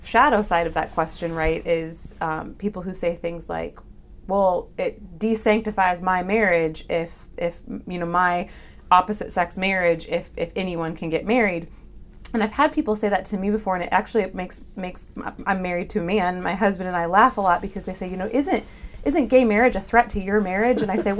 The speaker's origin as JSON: {"language": "English", "region": "Nebraska", "country": "United States", "also_born_or_lived": "Connecticut", "moved": "yes", "said": "even though I'm from Nebraska and he's from Mississippi"}